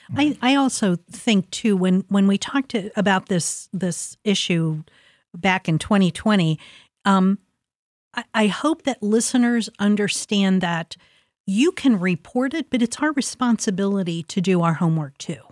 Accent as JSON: {"language": "English", "town": "Columbus", "region": "Ohio", "country": "United States", "tie": "born or raised there", "said": "I'm a product of Linden. I grew up in Linden. I was born in Linden, went to school in Linden"}